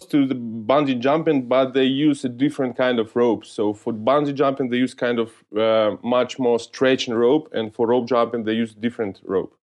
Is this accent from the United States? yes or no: no; Georgiyevsk, Stavropol Krai, Russia; English is a second language; I was born in, in North Caucasus in different city, Georgijsk